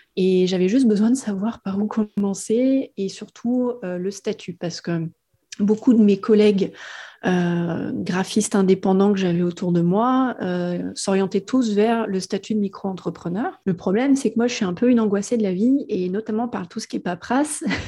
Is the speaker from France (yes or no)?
yes; Auvergne-Rhône-Alpes, France; moved away as an adult; now in Réunion, France; je suis de Rhône-Alpes. j'ai ah, je ne suis pas allée plus loin que 40 km de là où j'ai grandi